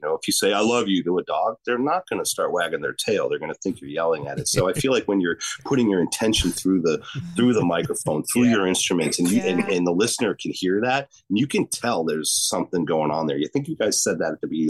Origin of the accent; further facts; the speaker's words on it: Chicago, Illinois, United States; Yeah, totally. I'm from Chicago.